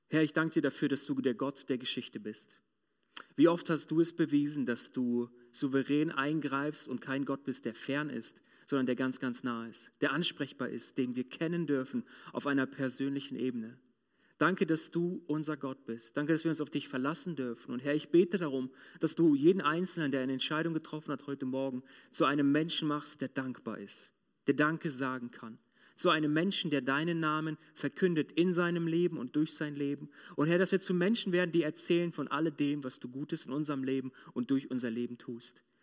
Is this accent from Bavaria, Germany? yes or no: no; Moringen, Lower Saxony, Germany; Ich war damals in einem mittelgroßen Industrieunternehmen bei uns in Moringen